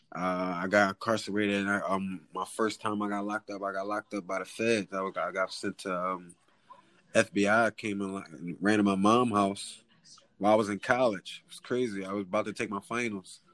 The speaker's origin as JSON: {"language": "English", "town": "Philadelphia", "region": "Pennsylvania", "country": "United States", "tie": "born or raised there", "said": "I'm from West Philly, West Philadelphia"}